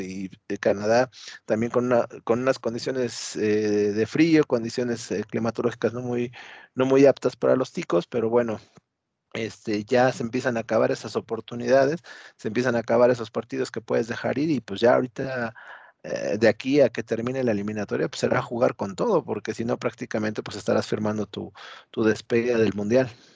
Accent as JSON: {"language": "Spanish", "country": "Mexico", "said": "así somos los mexicanos"}